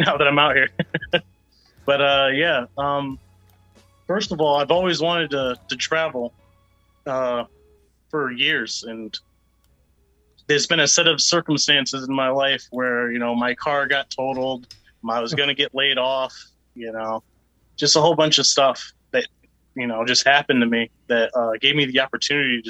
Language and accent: English; Meriden, Connecticut, United States; In Connecticut. I'm actually from Meriden, Connecticut.